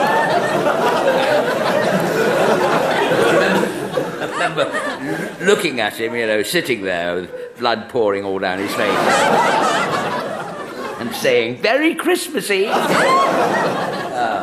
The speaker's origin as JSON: {"language": "English", "region": "Scotland", "country": "United Kingdom", "said": "I'm a Scot"}